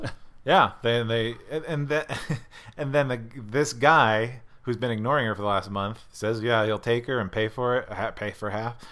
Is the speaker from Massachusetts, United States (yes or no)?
no; Scranton, Pennsylvania, United States; i grew up in scranton pennsylvania